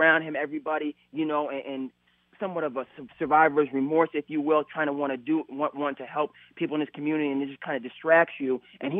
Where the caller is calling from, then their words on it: Massachusetts, United States; I'm calling from the Cape. I'm calling from the Cape. So I'm here in Massachusetts.